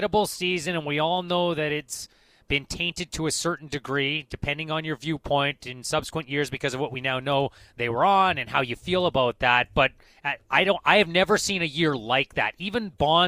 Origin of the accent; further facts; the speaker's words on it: Kamloops, British Columbia, Canada; as a youth growing up in Kamloops.